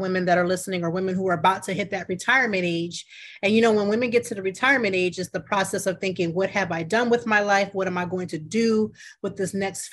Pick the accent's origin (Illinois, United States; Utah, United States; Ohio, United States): Ohio, United States; I'm from Ohio. I was born in Ohio